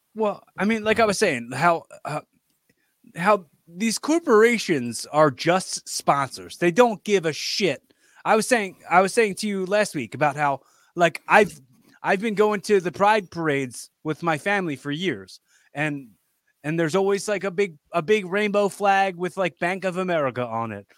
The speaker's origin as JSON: {"language": "English", "town": "Philadelphia", "region": "Pennsylvania", "country": "United States", "said": "I'm from Philly. I know how Philly people are"}